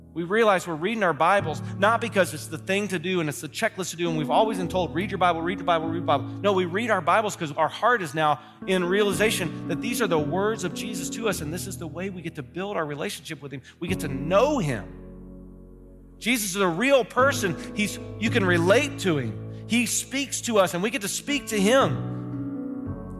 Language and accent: English; Kentucky, United States; now in Ohio, United States; I'm from Kentucky